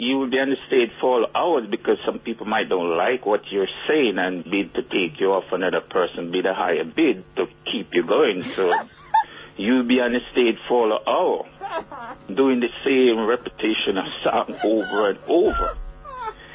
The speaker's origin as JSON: {"language": "English", "town": "Spanish Town", "region": "Saint Catherine", "country": "Jamaica", "said": "I'm from Spanish Town"}